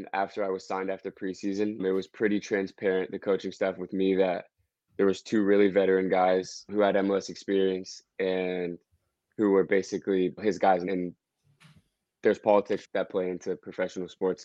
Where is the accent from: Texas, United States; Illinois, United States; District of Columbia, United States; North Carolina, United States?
District of Columbia, United States; Washington; moved away as an adult; now in Greenville, United States; I'm from DC, and to be able to sign my hometown team